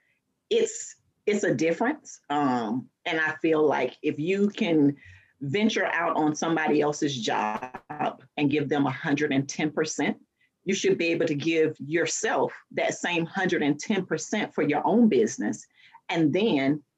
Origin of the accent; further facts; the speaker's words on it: Fort Lauderdale, Florida, United States; I am actually born and raised in Fort Lauderdale, Florida